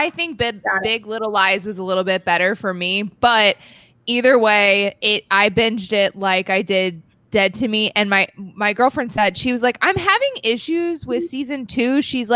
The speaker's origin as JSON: {"language": "English", "region": "New York", "country": "United States", "said": "Long Island."}